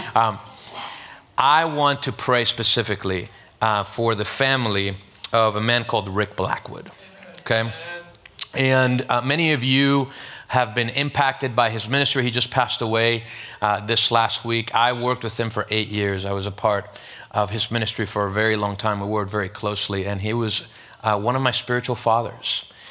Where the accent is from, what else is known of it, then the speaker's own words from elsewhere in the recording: Venezuela; now in Miami, United States; I'm from Venezuela.